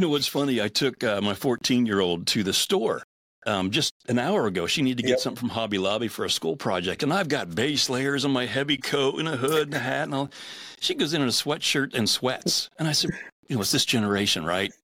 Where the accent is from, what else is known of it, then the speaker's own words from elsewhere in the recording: Pittsburgh, Pennsylvania, United States; I'm a Steelers fan. That's where I grew up.